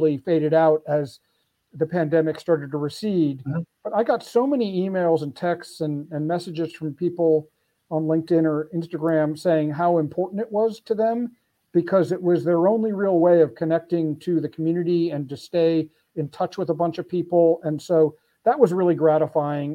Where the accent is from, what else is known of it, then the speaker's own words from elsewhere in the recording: Philadelphia, Pennsylvania, United States; here in my hometown of Philly